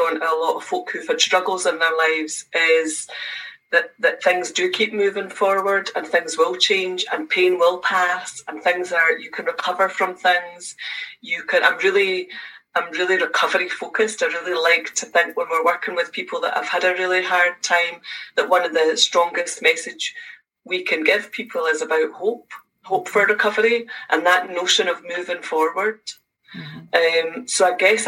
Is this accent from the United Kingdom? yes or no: yes; Edinburgh, Scotland, United Kingdom; now in Glasgow, United Kingdom; I live in Glasgow, but I'm originally from Edinburgh. But I've now lived in Glasgow for more years than I ever did in Edinburgh